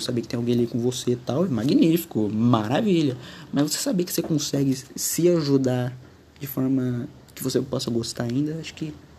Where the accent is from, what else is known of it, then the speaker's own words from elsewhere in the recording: Brazil; eu nasci no Brasil